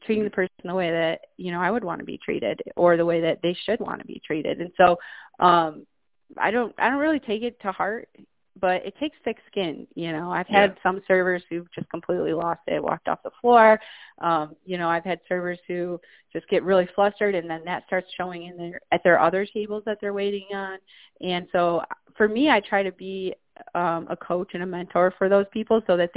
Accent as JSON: {"language": "English", "region": "upstate New York", "country": "United States", "tie": "born or raised there", "said": "this is my hometown area where I am now"}